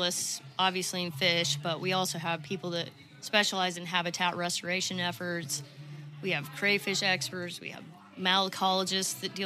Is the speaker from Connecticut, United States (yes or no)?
no; Manhattan, Kansas, United States; moved away as an adult; also born or lived in Mountain Home, Arkansas; now in Arkansas, United States; originally I'm from Kansas